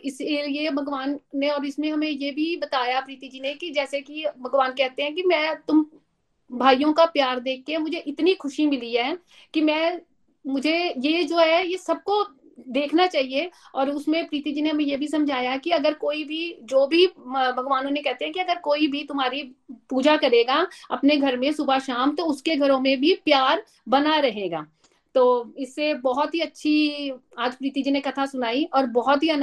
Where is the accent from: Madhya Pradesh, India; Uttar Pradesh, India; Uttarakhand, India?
Uttarakhand, India; Dehradun; और मैं देहरादून से हूँ